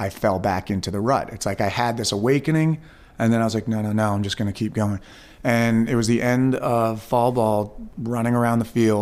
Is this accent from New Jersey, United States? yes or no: no; Westchester County, New York, United States; I was born and raised in Westchester County, New York